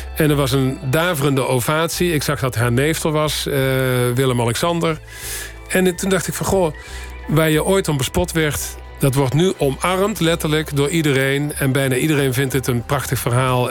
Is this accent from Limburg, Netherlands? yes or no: yes; Horst, Limburg, Netherlands; moved away; also born or lived in Paris; Ik kom uit Horst